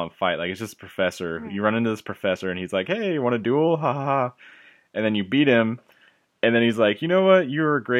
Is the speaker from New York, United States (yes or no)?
no; Imperial, California, United States; also born or lived in Fullerton, California; when I was gonna move from Fullerton back to Imperial